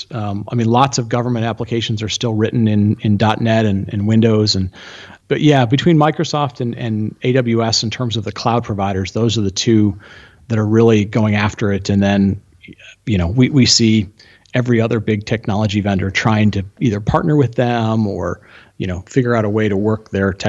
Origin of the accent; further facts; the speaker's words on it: Argentina; born there; Oh, I was born in Argentina.